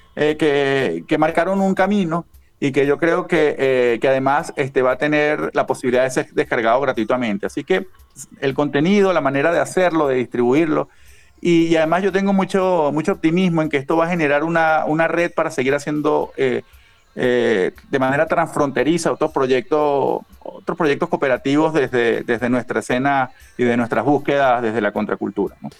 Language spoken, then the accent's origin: Spanish; Venezuela